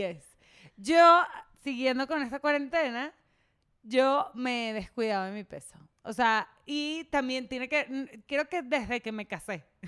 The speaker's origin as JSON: {"language": "Spanish", "country": "Venezuela", "moved": "yes", "said": "soy venezolana"}